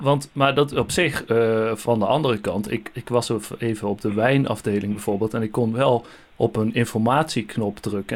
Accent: Netherlands; misschien hoort u het aan mijn accent. Ik kom uit Nederland

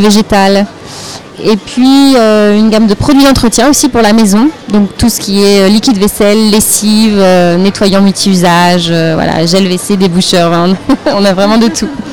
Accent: Vendée, Pays de la Loire, France; now in Nantes, France; on est originaire de Vendée toutes les deux maintenant on vit sur Nantes, mais on est originaire de Vendée.

